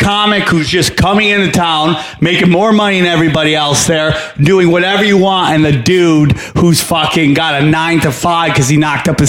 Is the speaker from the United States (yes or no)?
yes; New York, United States; Upstate New York, dude.